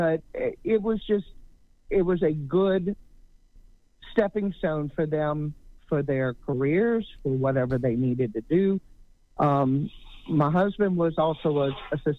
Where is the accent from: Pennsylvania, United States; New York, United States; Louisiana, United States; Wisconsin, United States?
Louisiana, United States; we're from Louisiana